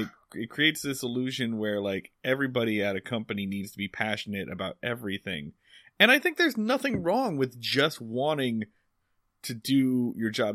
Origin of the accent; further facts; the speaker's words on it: Philadelphia, Pennsylvania, United States; Philadelphia, Pennsylvania.